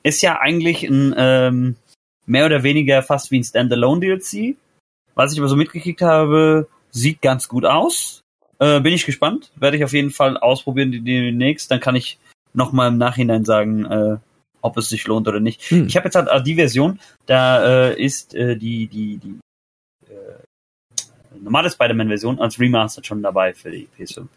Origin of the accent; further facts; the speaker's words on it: Hesse, Germany; Ich bin der Erste, der in Hessen geboren ist